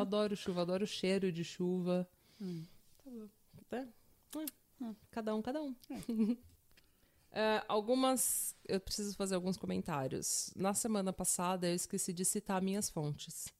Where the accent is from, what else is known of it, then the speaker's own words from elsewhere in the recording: São Paulo, Brazil; eu sou de São Paulo, terra da garoa